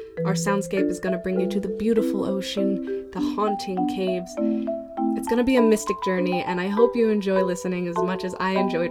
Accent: Maryland, United States; now in New York City, United States; I'm in my early 20s. I live in New York City. I grew up in Maryland with my fantastic single mom and my brother. I am half black, half white, and I am a girl.

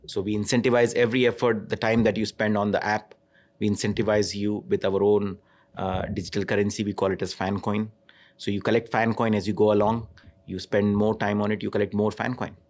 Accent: India; moved away; I grew up in India

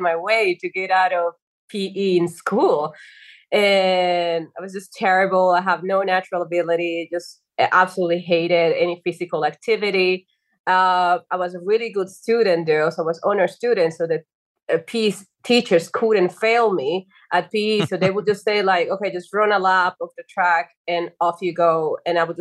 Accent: Dominican Republic; moved away as an adult; also born or lived in Spain; I'm originally from Dominican Republic, by the way. So I came to Spain in 2007 to do a master's degree

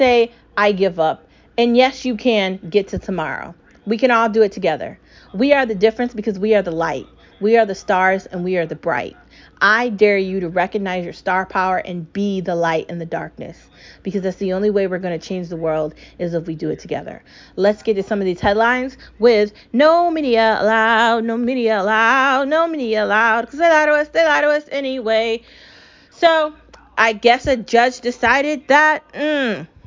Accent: United States; I was born here. I've lived here my entire life

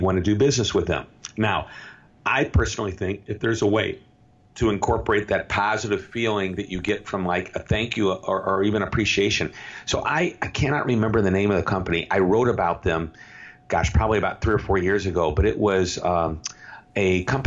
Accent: St. Louis, Missouri, United States; I'm from St. Louis, Missouri

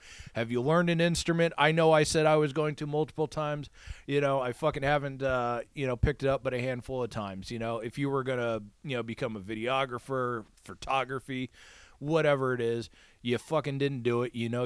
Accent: Iowa, United States; now in Los Angeles, United States; my hometown in Iowa

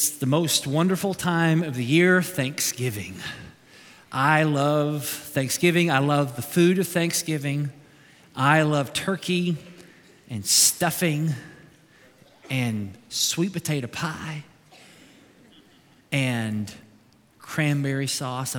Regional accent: Kentucky, United States

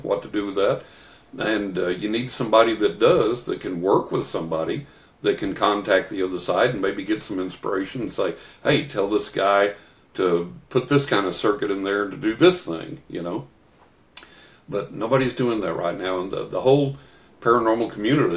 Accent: West Texas, United States; When I was a young man, when I was a teenager growing up in West Texas

